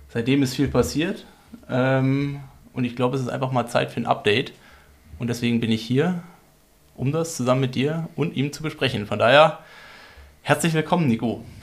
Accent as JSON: {"language": "German", "town": "Freiburg", "region": "Baden-Württemberg", "country": "Germany", "said": "Wir sind Freiburger, in der Nähe vom Freiburger Mooswald"}